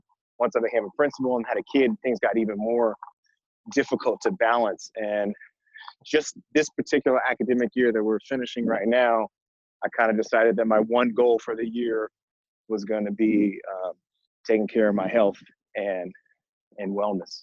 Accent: San Francisco, California, United States; I am originally from San Francisco, California. Born and raised in the city

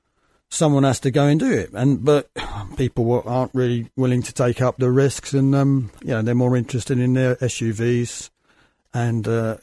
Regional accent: United Kingdom; And I came from Britain.

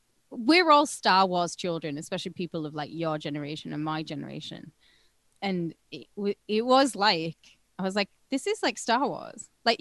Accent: United Kingdom; The fact that it was free to me as a British person

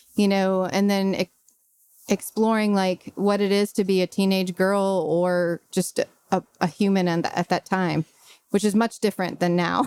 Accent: Brentwood, Tennessee, United States; also born or lived in Chicago; I grew up in Brentwood, went to Scales Elementary

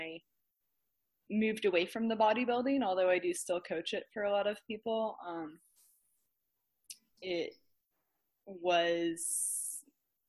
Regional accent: New Mexico, United States; also born or lived in Virginia; I was born in Virginia and lived in New Mexico, I would say, for the majority of my middle school, high school years. So I guess that's where I'd say I'm from

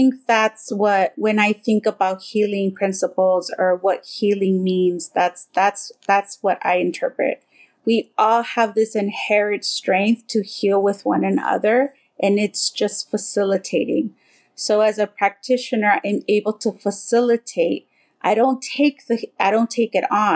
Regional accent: Southern California, United States; I grew up here in Southern California

